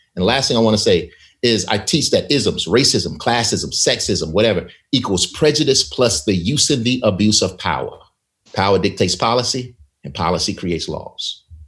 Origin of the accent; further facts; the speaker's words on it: Selma, Alabama, United States; my hometown of Selma, Alabama